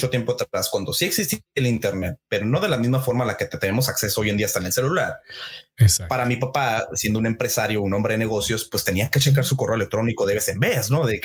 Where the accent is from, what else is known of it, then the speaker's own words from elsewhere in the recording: northern Mexico, Mexico; porque yo yo soy del norte, no no te lo había dicho, pero yo soy del norte de México, entonces nosotros también